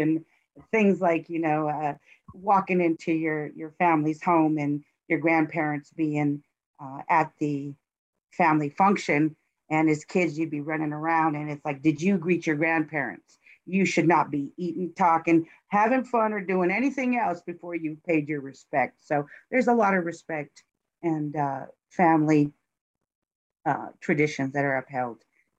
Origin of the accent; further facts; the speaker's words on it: California, United States; moved away as an adult; now in Albuquerque, United States; Well, I'm a transplant from California. I arrived into Albuquerque, New Mexico, March of 2018